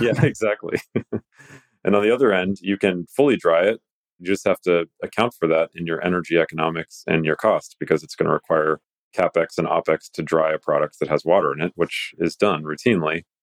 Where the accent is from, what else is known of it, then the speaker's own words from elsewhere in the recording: Greece; I'm a Greek. I was raised on Greek mythology